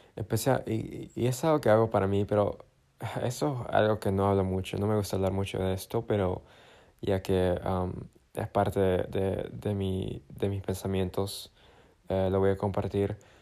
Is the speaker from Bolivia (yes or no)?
yes; Bolivia; moved away; mi tierra natal